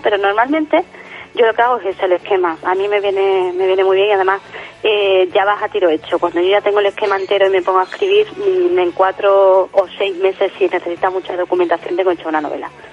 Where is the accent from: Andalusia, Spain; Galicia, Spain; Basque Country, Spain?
Andalusia, Spain; Jerez de la Frontera; aquí en, en Jerez, mi tierra, eh, cuando era pequeña